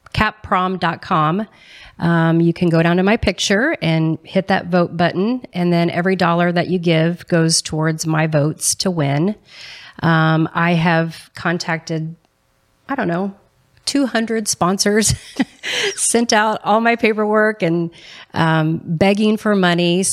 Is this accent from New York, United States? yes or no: no; Ferdinand, Indiana, United States; now in Columbus, United States; I grew up in a little town in southern Indiana called Ferdinand